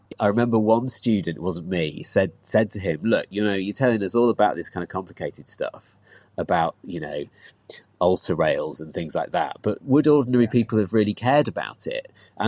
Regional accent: Christchurch, South West England, United Kingdom; also born or lived in Leeds; When I was five, we moved down to Dorset, lived down by the sea in Christchurch, which was lovely.

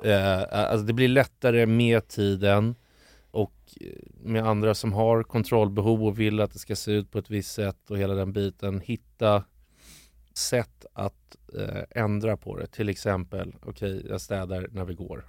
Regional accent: Stockholm, Stockholm County, Sweden; där jag växte upp

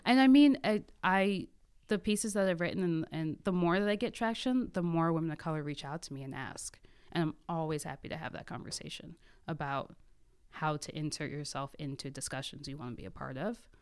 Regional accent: Adelphi, Maryland, United States; also born or lived in Waldorf, Maryland; the first ten years were in Adelphi

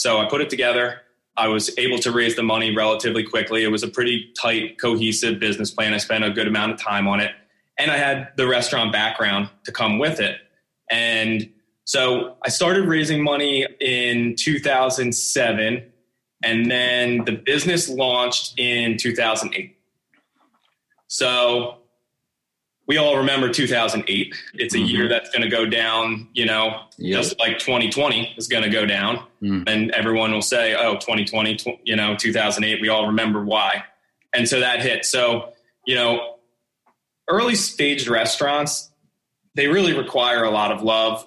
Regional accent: Northeast, United States; also born or lived in Los Angeles; growing up in the Northeast here

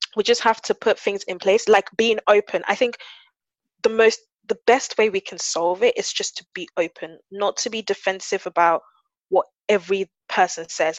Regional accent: London, United Kingdom; I grew up in South London

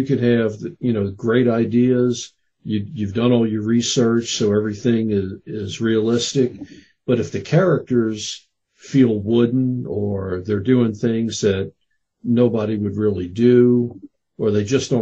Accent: New Orleans, Louisiana, United States; I grew up in New Orleans

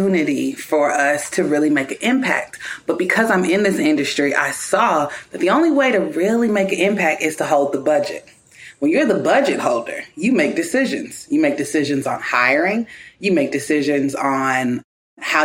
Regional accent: Kentucky, United States; moved away as an adult; moving back to my hometown of Kentucky

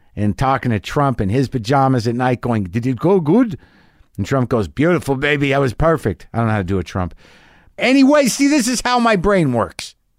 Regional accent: Albuquerque, New Mexico, United States; moved away; my hometown of Albuquerque, New Mexico

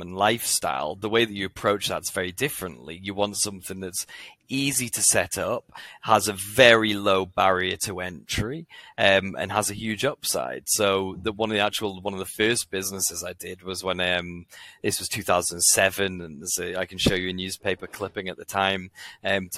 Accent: Newcastle upon Tyne, North East England, United Kingdom; I'm from Newcastle.

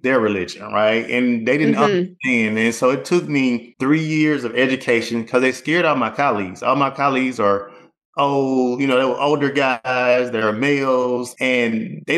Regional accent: Opelika, Alabama, United States; also born or lived in North Carolina; I was born and raised in Opelika.

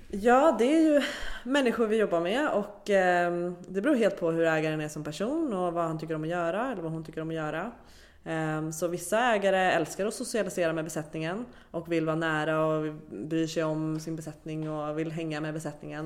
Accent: Sweden; som svensk

